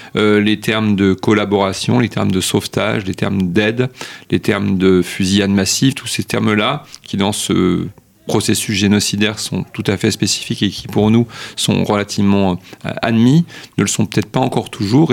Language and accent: French; France; chez nous en France